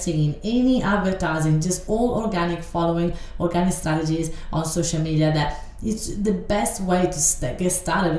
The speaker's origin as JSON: {"language": "English", "country": "Italy", "tie": "born or raised there", "second_language": "English", "moved": "as an adult", "lives_now": "Australia", "said": "I live in Australia right now, but I grew up in Italy, and I've been in Australia only for 12 years."}